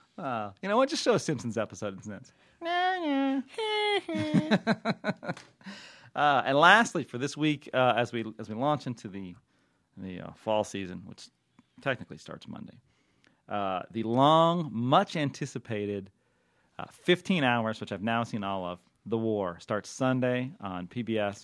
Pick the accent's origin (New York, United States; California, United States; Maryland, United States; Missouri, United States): California, United States; Southern; We're from California, and I'm from, I'm born in SoCal